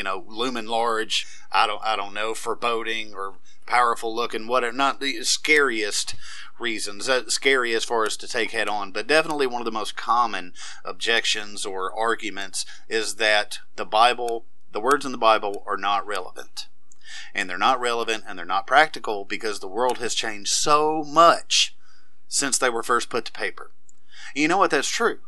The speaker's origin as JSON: {"language": "English", "region": "the South", "country": "United States", "tie": "born or raised there", "said": "I was born and raised in the South"}